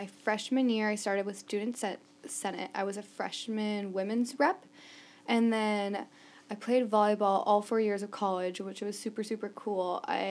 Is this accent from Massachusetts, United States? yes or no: no; New Prague, Minnesota, United States; Yeah, born and raised in New Prague, Minnesota. I'm actually the third generation, my parents and grandparents, both live there, and I will not be continuing the trend, but I'm living there